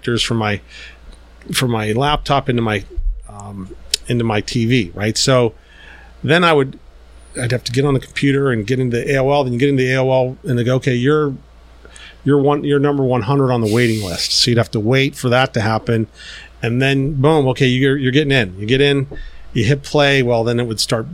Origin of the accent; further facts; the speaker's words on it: Pittsburgh, Pennsylvania, United States; moved away as an adult; now in China; I'm from Pittsburgh. I'm living here.